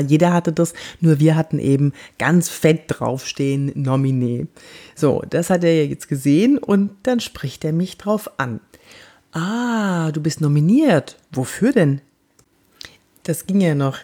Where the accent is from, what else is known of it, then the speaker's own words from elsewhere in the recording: Cologne, North Rhine-Westphalia, Germany; ich bin aus Köln